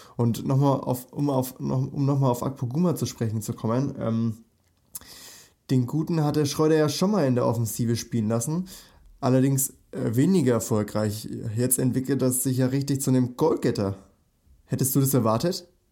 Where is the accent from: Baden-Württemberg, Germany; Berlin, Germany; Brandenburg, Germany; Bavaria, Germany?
Bavaria, Germany; Nuremberg; ich komme ja aus Nürnberg, also aus Bayern